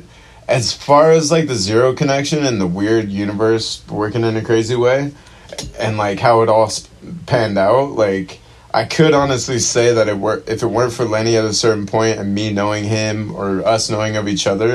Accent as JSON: {"language": "English", "town": "Chula Vista", "region": "California", "country": "United States", "tie": "born or raised there", "said": "I grew up in Chula Vista, born and raised, been... kind of moving around SD, just pretty much stayed in San Diego my whole life"}